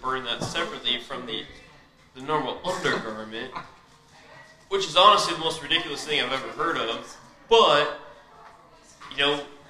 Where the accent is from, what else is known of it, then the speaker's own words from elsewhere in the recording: Tampa, Florida, United States; I was born and raised in Tampa, Florida